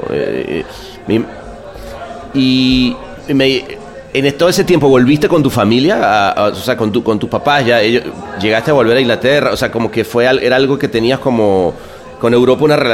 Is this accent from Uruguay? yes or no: no; Venezuela; yo soy, siendo venezolano, me pasó un poco lo mismo en México, ¿no?